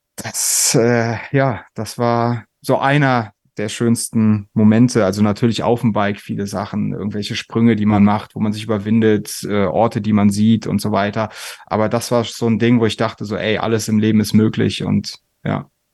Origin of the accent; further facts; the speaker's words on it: a village near Koblenz, Rhineland-Palatinate, Germany; ich aus so einem Kaff bei Koblenz äh, komme